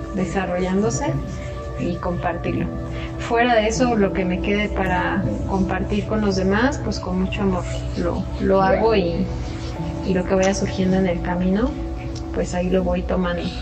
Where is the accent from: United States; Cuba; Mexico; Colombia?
Mexico; Querétaro; moved away; also born or lived in the Caribbean; aquí también en Querétaro, que es mi ciudad natal